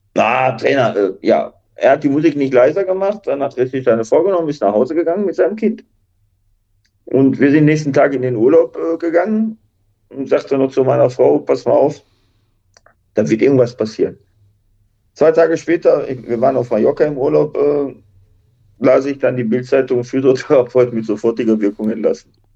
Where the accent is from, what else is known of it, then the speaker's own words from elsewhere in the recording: Duisburg, North Rhine-Westphalia, Germany; ich komme aus einem Arbeiterviertel aus Duisburg-La meine Eltern äh, waren jetzt nicht die reichsten